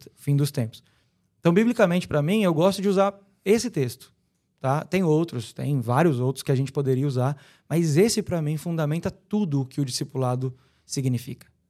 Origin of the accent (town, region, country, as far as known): Brazil